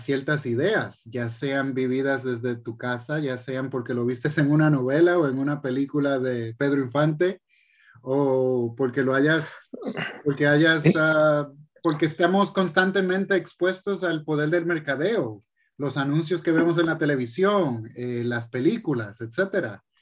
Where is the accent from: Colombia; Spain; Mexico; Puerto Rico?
Puerto Rico; De Puerto Rico, pero, ah, pero era algo que ya estaba predeterminado.